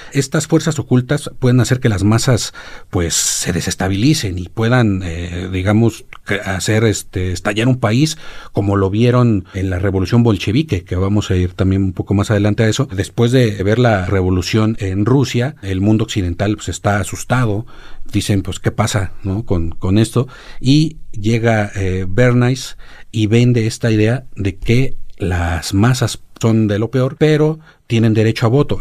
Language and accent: Spanish; Mexico